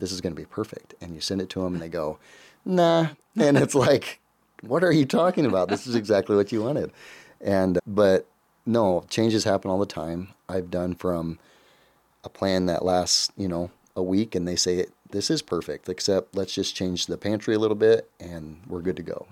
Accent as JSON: {"language": "English", "town": "Council Bluffs", "region": "Iowa", "country": "United States", "also_born_or_lived": "Glenwood, Iowa", "moved": "as an adult", "said": "I'm originally from Council Bluffs"}